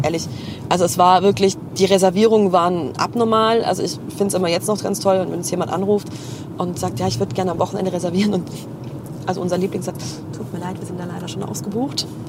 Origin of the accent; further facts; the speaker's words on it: Heilbronn, Baden-Württemberg, Germany; ich komme aus Heilbronn